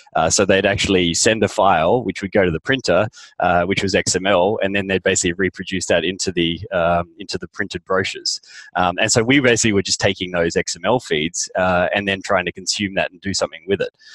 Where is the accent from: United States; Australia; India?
Australia; moved away as an adult; also born or lived in London; I'm an Aussie